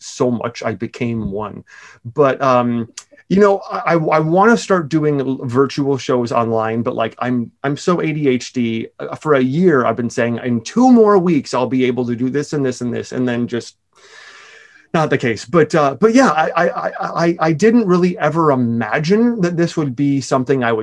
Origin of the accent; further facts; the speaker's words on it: Milwaukee, Wisconsin, United States; moved away; I'm from Milwaukee